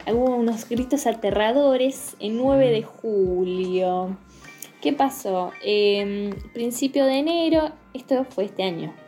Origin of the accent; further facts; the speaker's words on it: San Juan, Argentina; soy de San Juan